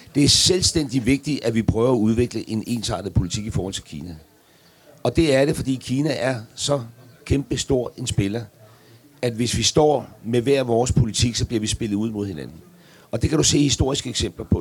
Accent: Græsted, Capital Region of Denmark, Denmark; fra Græsted

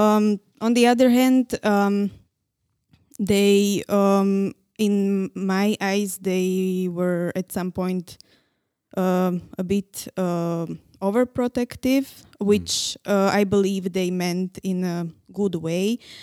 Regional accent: Nitra, Nitra Region, Slovakia; English is a second language; moved away as an adult; now in Prague, Czech Republic; I was born in Nitra

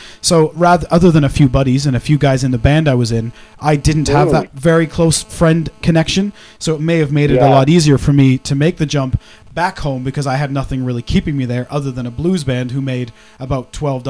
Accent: Kitchener, Ontario, Canada; moved away as an adult; also born or lived in Toronto; Both my wife and uh-huh. myself are Canadians. Well, I'm a Canadian by proxy. I moved there very young. I lived in uh-huh. and around Toronto in Kitchener, Ontario.

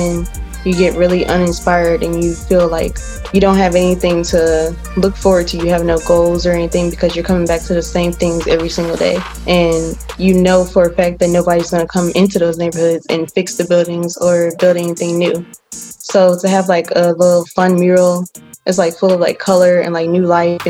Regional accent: Penrose, United States; I come from neighborhoods like that. I grew up in Penrose, so I sympathize with like knowing how those neighborhoods are really neglected by the government and by our city leaders.

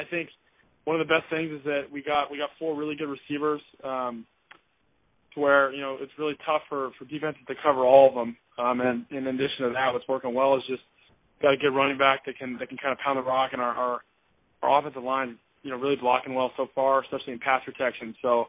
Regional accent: California, United States; growing up in California, I haven't traveled a lot throughout the United States.

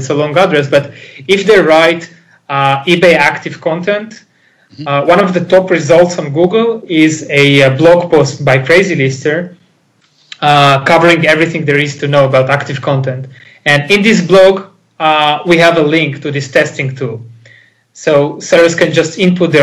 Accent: Israel; English is a second language; I'm Israeli

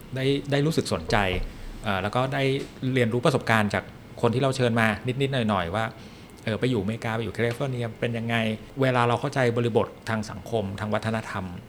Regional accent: Bangkok, Thailand; เรามาจากกรุงเทพ

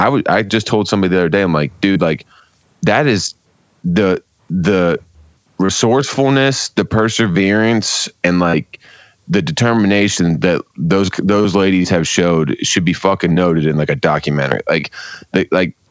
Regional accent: Pittsburgh, Pennsylvania, United States; now in Cleveland, United States; I grew up in Pittsburgh. I have a bunch of family in Buffalo, and then I've lived in Cleveland about half my life now

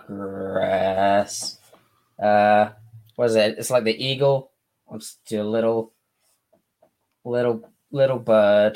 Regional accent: Devon, South West England, United Kingdom; I'm from the south, not London south. I'm south of south. I'm like right where Devon kicks

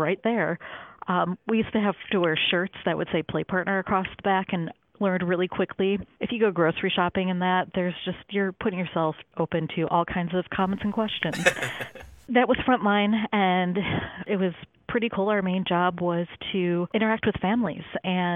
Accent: Chicago, Illinois, United States; I grew up about a mile due west of Lincoln Park Zoo. So growing up in Chicago

